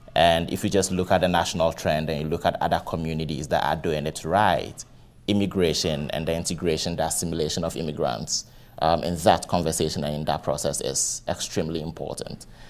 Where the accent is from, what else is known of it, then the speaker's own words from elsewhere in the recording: Ghana; moved away as an adult; now in Cleveland, United States; I am originally from Ghana.